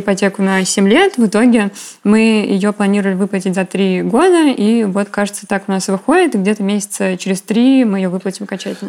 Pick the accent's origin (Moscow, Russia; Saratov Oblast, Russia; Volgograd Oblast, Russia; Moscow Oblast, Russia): Volgograd Oblast, Russia; Volgograd; я из Волгограда